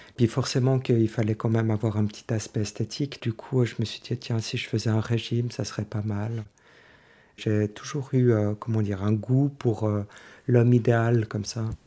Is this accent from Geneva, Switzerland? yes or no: no; Lausanne, Vaud, Switzerland; j'ai 48 ans, euh, je viens de Lausanne.